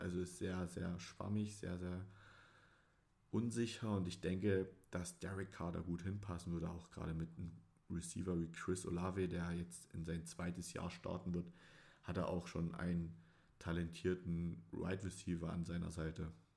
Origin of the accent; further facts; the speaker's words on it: Dresden, Saxony, Germany; ich bin Sachse, um es genau zu nehmen, Dresdner